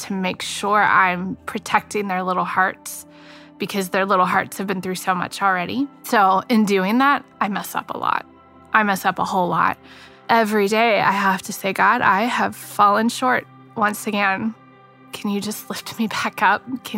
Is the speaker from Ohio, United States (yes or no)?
yes; Northeast Ohio, United States; moved away; my hometown, which is a small town in Northeast Ohio